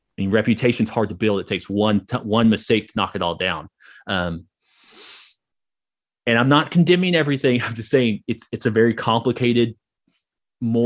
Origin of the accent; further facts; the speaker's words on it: Hugo, Oklahoma, United States; I grew up in Hugo, Oklahoma